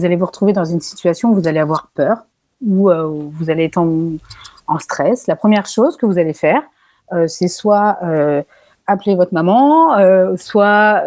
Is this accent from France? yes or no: yes; France; Je suis française